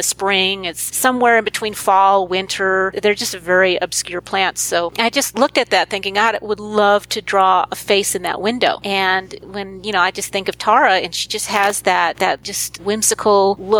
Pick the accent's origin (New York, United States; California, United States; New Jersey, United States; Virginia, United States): California, United States; Brea; I grew up in Brea